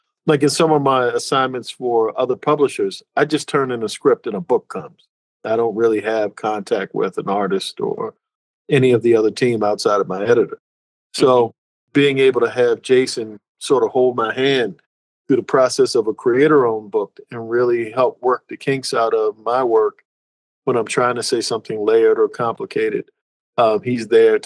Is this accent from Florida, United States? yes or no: no; Annapolis, Maryland, United States; I grew up in Annapolis, Maryland.